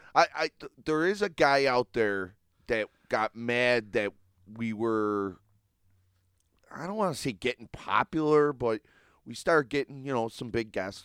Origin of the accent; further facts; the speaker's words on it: Buffalo, New York, United States; I'm from South Buffalo